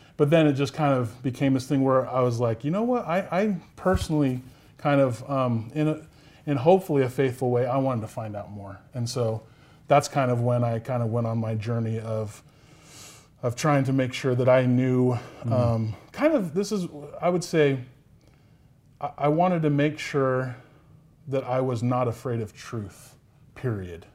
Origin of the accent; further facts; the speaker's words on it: Sacramento, California, United States; moved away as an adult; also born or lived in Pocatello, Idaho; now in West Valley City, United States; I'm from Sacramento, California. That's where at least I was raised.